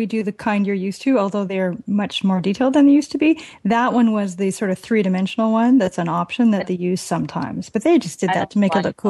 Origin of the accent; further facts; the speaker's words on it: Canada; I'm Canadian.